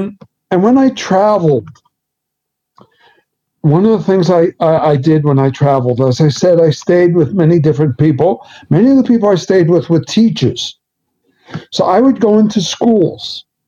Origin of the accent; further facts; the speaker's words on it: New York City, New York, United States; accent: Bronx; moved away as an adult; now in Norway; Growing up in the Bronx.